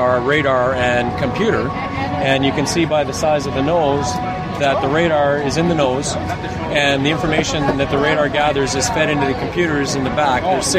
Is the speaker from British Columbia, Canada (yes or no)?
no; Barrie, Ontario, Canada; I grew up in Barrie.